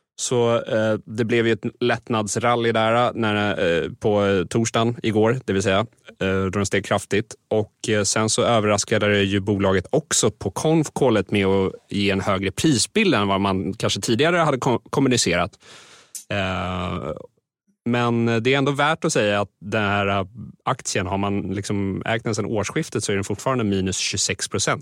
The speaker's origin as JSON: {"language": "Swedish", "country": "Sweden"}